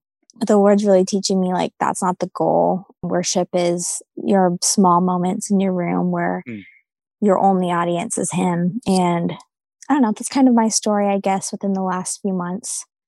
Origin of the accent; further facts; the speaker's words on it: New England, United States; also born or lived in Bible Belt; New England is a very spiritually oppressed area. And I discovered that after living in the Bible Belt for the past 5 years